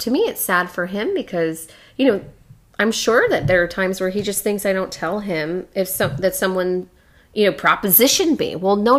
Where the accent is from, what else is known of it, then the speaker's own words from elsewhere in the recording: Chicago, Illinois, United States; accent: Chicago; You know, because I got my Chicago accent in here and it...